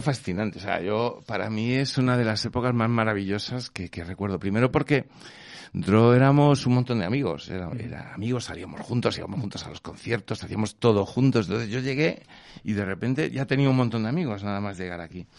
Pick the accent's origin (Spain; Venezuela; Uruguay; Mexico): Spain; Vigo, Galicia; moved away; somos de Vigo